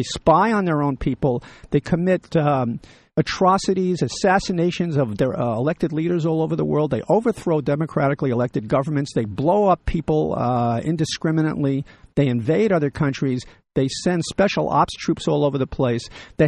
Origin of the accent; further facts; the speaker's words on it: United States; as an American